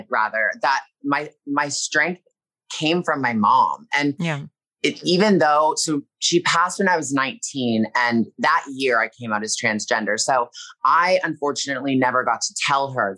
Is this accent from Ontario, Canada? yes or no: yes; Toronto, Ontario, Canada; now in Los Angeles, United States; I'm from Toronto and I live here in LA.